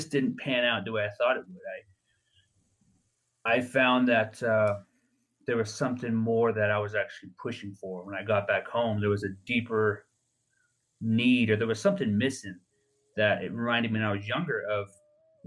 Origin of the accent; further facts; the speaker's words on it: Navajo Nation, United States; when I was younger, growing up on the Navajo Nation